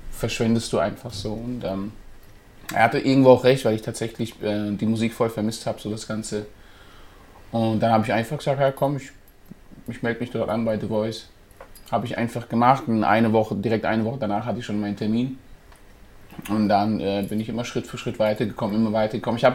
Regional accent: Rastatt, Baden-Württemberg, Germany; ich bin 25 Jahre, ich komme aus Rastatt.

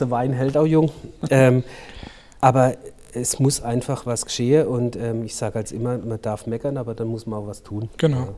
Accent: Durbach, Baden-Württemberg, Germany; Meine Heimat ist das Durbachtal. Ja. Ich bin hier geboren und ich sage dann immer, ich werde hier wahrscheinlich auch sterben

